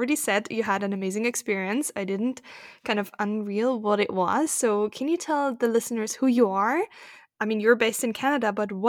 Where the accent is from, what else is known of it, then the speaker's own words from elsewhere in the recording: Germany; everybody knows that I grew up in Germany